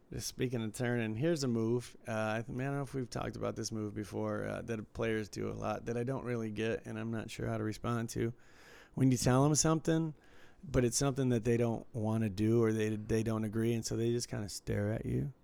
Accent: Detroit, Michigan, United States; when I was growing up in Detroit

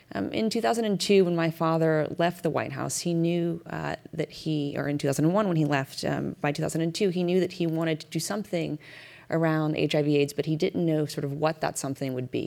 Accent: United States; as an American taxpayer

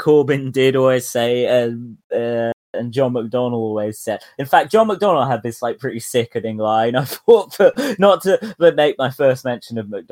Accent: Surrey, South East England, United Kingdom; also born or lived in London; I'm from Surrey. I'm, you know, from London originally, but like, you know, these are people I went to secondary school

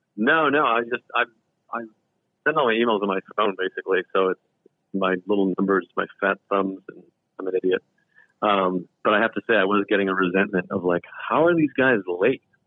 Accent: Massachusetts, United States; I grew up in Mass, Massachusetts

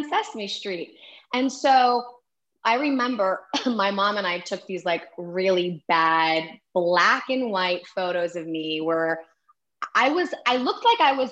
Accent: New York City, New York, United States; accent: New York; now in California, United States; I'm originally from Manhattan, New York

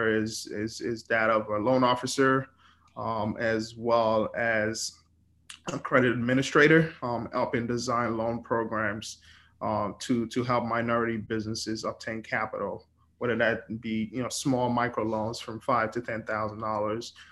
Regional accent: Lagos, Nigeria; moved away as an adult; also born or lived in Brooklyn, New York; now in New York, United States; born and raised in Lagos, Nigeria. Moved to Brooklyn, New York in 2007. And I've been in New York ever since.

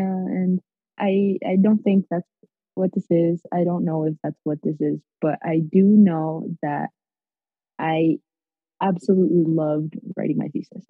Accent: Mexico; moved away; also born or lived in Nicaragua / United States; I was born in Nicaragua, but I grew up in Mexico.

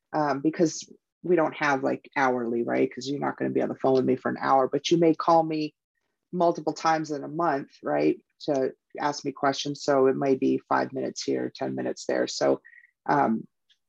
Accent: Hawaii, United States; now in Tucson, Arizona, United States; I'm from Hawaii

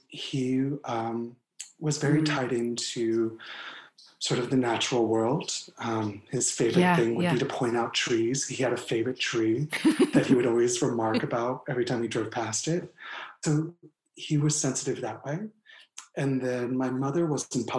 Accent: Chadds Ford, Pennsylvania, United States; moved away; also born or lived in California / South Carolina; I was born in Chatsford, Pennsylvania.

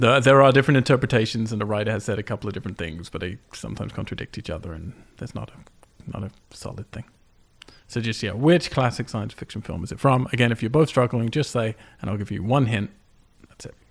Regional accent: United Kingdom; I'm British

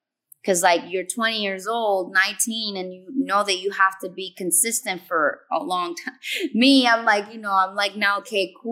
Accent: Puerto Rico; I'm born and raised in Puerto Rico

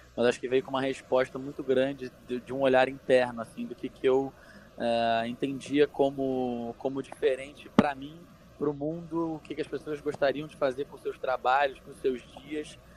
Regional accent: Rio de Janeiro, Brazil; moved away as an adult; now in São Paulo, Brazil; sou carioca, hoje moro aqui em São Paulo

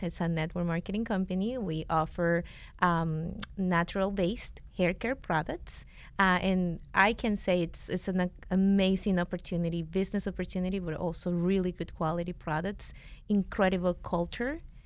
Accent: Venezuela; English is a second language; now in United States; we're from Venezuela

